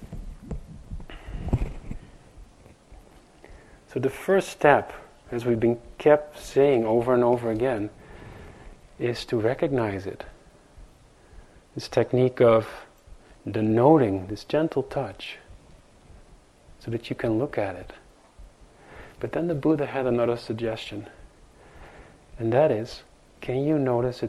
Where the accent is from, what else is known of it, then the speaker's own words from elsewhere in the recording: Netherlands; now in New York, United States; growing up in Holland